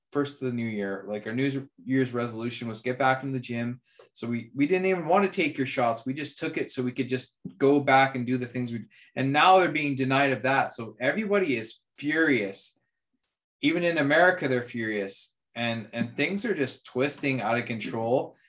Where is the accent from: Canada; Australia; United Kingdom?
Canada; as a Canadian